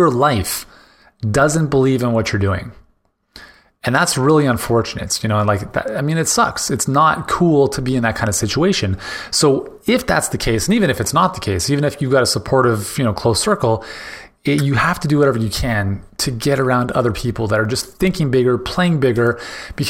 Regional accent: Canada; as a Canadian

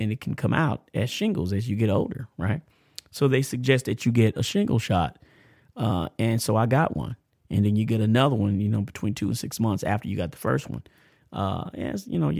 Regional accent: United States; also born or lived in Tampa, Florida / Amarillo, Texas; I grew up in Florida, in Cephna, and it's hood, man. Tampa's hood

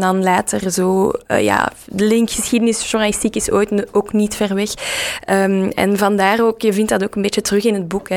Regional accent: Dilbeek, Flanders, Belgium; ik heb eh, zelf op school gezeten in Dilbeek, dus in de, in de rand rond Brussel. waar je ook hoort aan mijn accent.

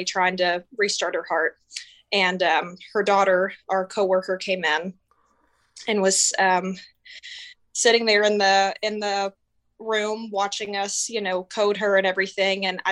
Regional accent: Texas, United States; now in Omaha, United States; I'm from Texas, and I currently live in Nebraska, in Omaha

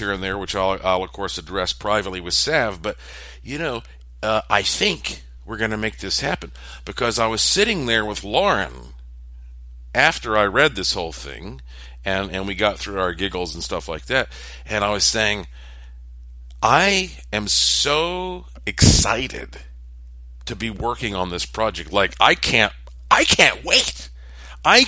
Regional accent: United States; to be an American

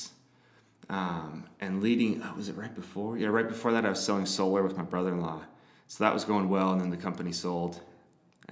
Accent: Modesto, California, United States; moved away as an adult; now in Utah, United States; I grew up in Northern California, up in the Central Valley, up in Modesto

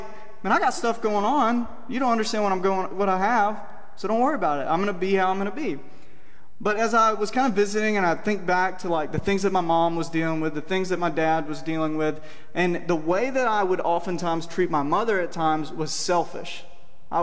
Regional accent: Cordele, Georgia, United States; moved away; I grew up in Cordial, Georgia, down in South Georgia

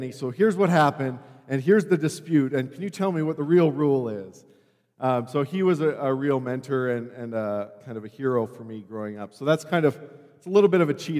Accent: Calgary, Alberta, Canada; moved away as an adult; I grew up here in Calgary at a very healthy church in the Northwest

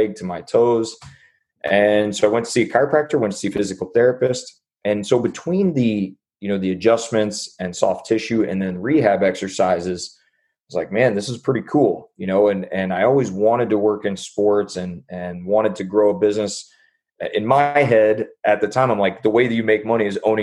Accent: Jacksonville, Illinois, United States; moved away as an adult; also born or lived in St. Louis, Missouri; now in Dallas, United States; I'm from Illinois, from Jacksonville, Illinois. And it's a small town outside of Springfield

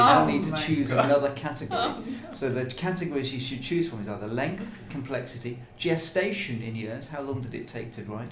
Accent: Birmingham, West Midlands, United Kingdom; I come from Birmingham. So Cadbury World is just down the road

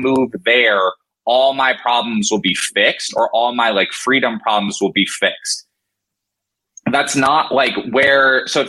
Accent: Colorado, United States; born there; also born or lived in Florida / Washington; I was born in Colorado, lived in Florida when I was very, very little.

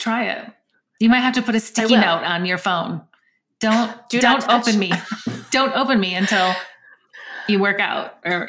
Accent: Michigan, United States; now in Colorado, United States; I'm from Michigan and it's like the grayest state in the entire US

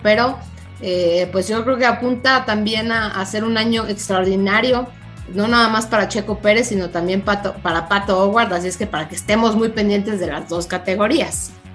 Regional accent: Mexico; como mexicano

